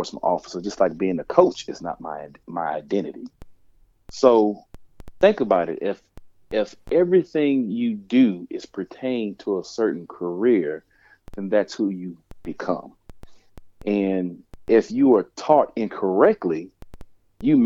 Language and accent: English; New Orleans, Louisiana, United States; I'm originally from New Orleans